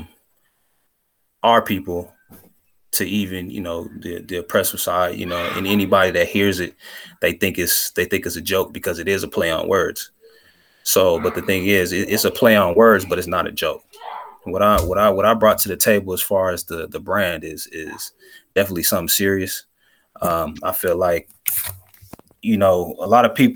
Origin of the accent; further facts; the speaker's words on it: Central California, United States; I grew up in Central California, in the 90s.